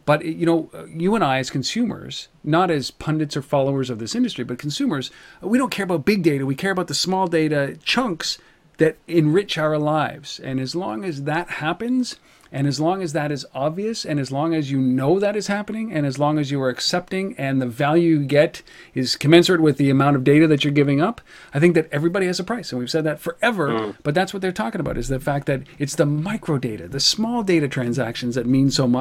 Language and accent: English; Canada; I'm Canadian